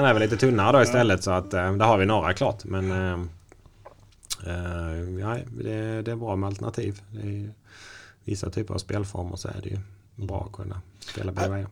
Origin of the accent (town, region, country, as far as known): Sweden; now in Norway